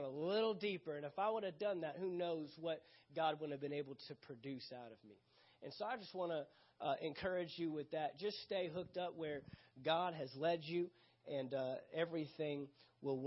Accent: San Antonio, Texas, United States; moved away; I left Texas, where I'm originally from

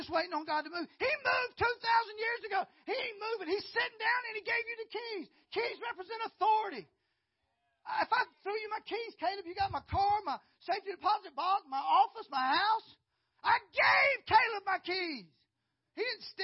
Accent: Valdosta, Georgia, United States; I was born in Valdosta. But I grew up on a farm

